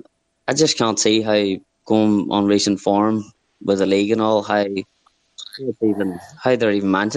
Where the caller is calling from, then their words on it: Armagh, Northern Ireland, United Kingdom; From Armagh.